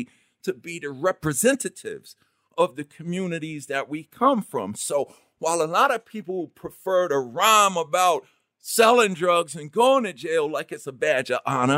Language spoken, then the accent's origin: English; New York City, New York, United States; I grew up in Queens